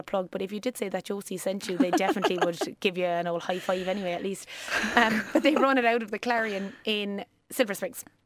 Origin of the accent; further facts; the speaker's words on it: West Cork, Munster, Ireland; accent: country; also born or lived in Australia; now in Cork, Ireland; I grew up in West Cork, um, that's where I'm originally from. You'll probably hear the country coming in and out of me